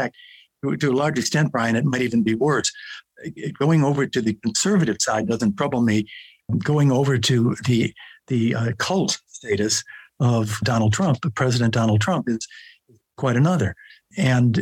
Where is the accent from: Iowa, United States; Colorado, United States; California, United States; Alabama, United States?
California, United States; speaking as a Californian